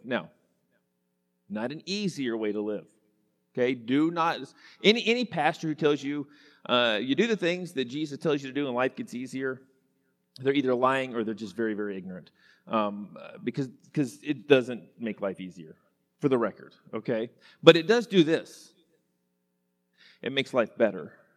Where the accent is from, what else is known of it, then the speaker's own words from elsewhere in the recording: Enid, Oklahoma, United States; I grew up in Western Oklahoma. Enid, Oklahoma is my hometown.